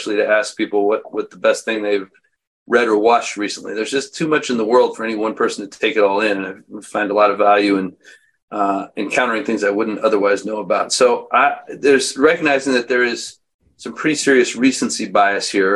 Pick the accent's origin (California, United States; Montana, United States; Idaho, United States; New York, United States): Montana, United States; Missoula; I was born in Missoula, Montana